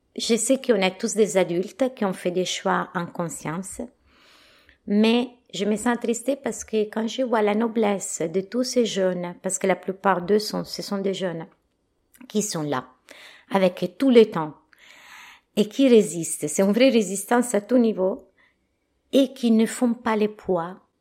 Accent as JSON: {"language": "French", "country": "Italy", "second_language": "French", "moved": "as an adult", "lives_now": "France", "said": "je suis italienne"}